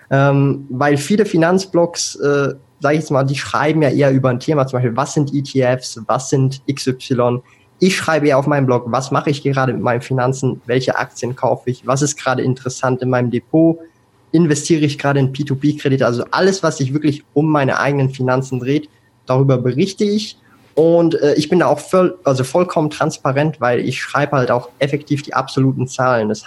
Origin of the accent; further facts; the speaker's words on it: Switzerland; hat sich das halt so eingebürgert bei mir, dass so das Hochdeutsch praktisch ohne Akzent als Schweizer da ist. Aber du hast es schon äh, gesagt, es gibt ein paar Wörter, die benutze ich dann komplett falsch.